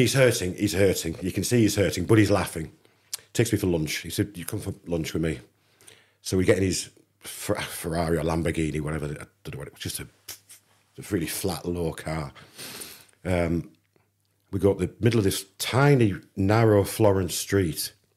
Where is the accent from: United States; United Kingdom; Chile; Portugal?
United Kingdom; England; I'm an English kid